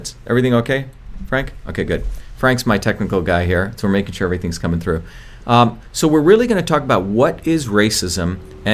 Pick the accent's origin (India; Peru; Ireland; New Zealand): India; now in United States; I grew up in India